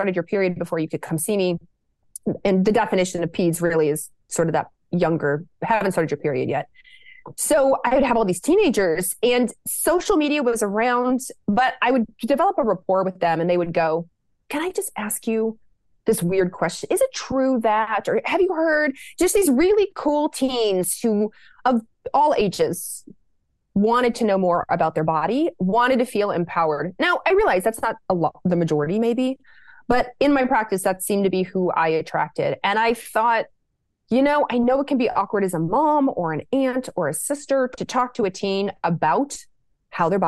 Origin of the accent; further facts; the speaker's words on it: Lexington, Kentucky, United States; I grew up in Lexington, Kentucky